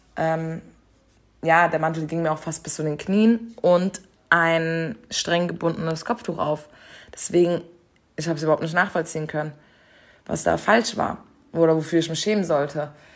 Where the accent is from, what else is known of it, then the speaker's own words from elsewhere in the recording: Germany; dass ich Deutsche bin